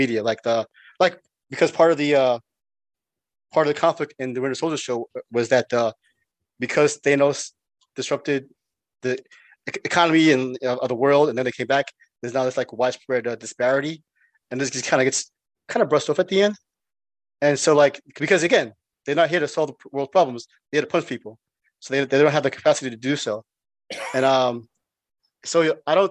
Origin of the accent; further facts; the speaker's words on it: United States; as an American